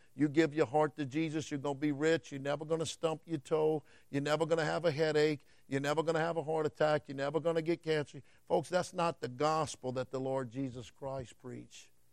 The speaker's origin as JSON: {"language": "English", "country": "United States", "said": "I'm an American citizen"}